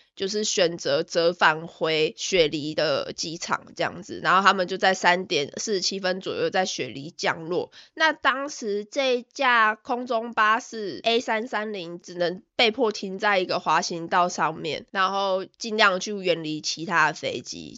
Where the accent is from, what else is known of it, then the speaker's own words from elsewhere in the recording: Taiwan; also born or lived in Melbourne, Australia; now in Australia; 我身为一个台湾人